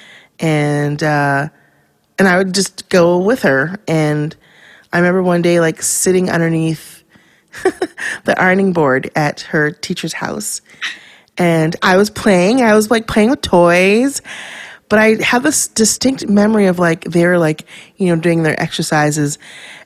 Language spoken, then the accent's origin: English; Vancouver, British Columbia, Canada; I was born and raised in Vancouver, Canada, in East Van.